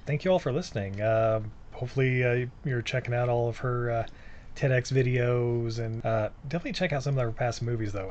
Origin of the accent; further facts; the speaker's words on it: Utah, United States; I grew up in Utah.